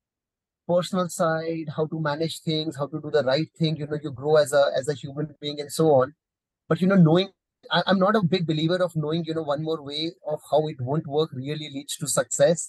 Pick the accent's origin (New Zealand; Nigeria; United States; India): India; as an Indian